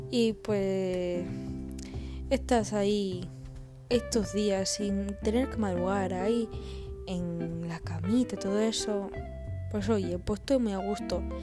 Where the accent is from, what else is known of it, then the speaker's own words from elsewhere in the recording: Andalusia, Spain; accent: Andalusian; El acento andaluz me sale a veces porque soy medio andaluza.